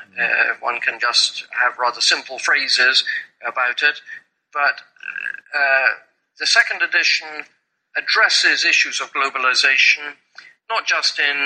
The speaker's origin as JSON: {"language": "English", "region": "England", "country": "United Kingdom", "also_born_or_lived": "Kenya / Nigeria / Papua New Guinea", "accent": "pure English accent from England", "moved": "as an adult", "lives_now": "Hong Kong", "said": "you're listening to my accent and you're listening to the pure English accent from England"}